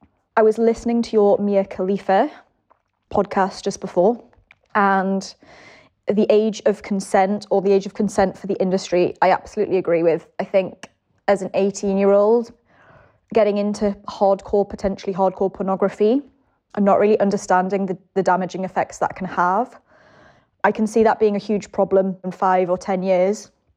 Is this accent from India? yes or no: no; England, United Kingdom; So I'm …. I'm 33. I'm English.